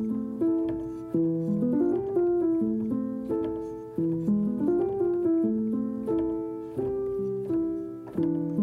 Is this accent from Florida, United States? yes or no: yes; Jacksonville, Florida, United States; also born or lived in Dallas, Texas; I was born in Dallas to a Dallas Cowboys family, and our family moved to Jacksonville. I can't remember exactly when, but I think it was around 94. I was like a little kid